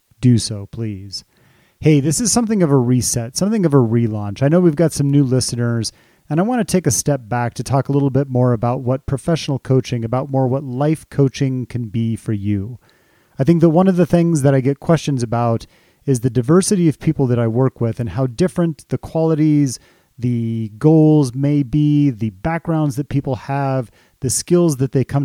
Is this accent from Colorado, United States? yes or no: yes; Colorado, United States; I can remember living here in Colorado, growing up in Colorado